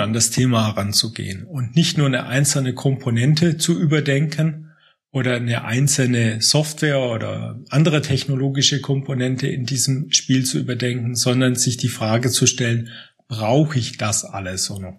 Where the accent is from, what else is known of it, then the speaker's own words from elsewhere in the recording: Aalen, Baden-Württemberg, Germany; moved away as an adult; also born or lived in Munich area; now in Munich, Germany; ich bin vor gut zwanzig Jahren hierher gezogen, komme ursprünglich aus Aalen in Baden-Württemberg